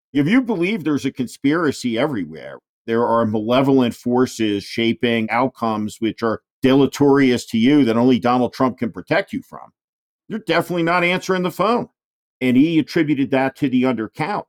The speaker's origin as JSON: {"language": "English", "region": "New Jersey", "country": "United States", "tie": "born or raised there", "said": "the notoriously Democratic state of New Jersey, my home state also"}